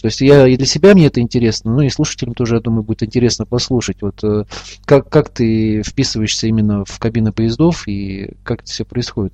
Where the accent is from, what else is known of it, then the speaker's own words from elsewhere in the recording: Ufa, Bashkortostan, Russia; в моем родном городе Уфе, столице Республики Башкортостан